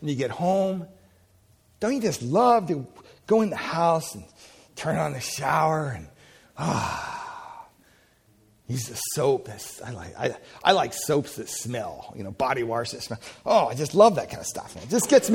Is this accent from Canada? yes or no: no; Pennsylvania, United States; moved away; I'm from Pennsylvania, so we say washed